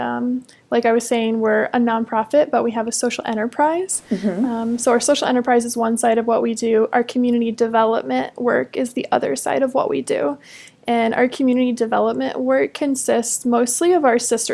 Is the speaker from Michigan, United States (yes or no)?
no; Indiana, United States; moved away as an adult; now in Tulsa, United States; I am originally from a really small town in Indiana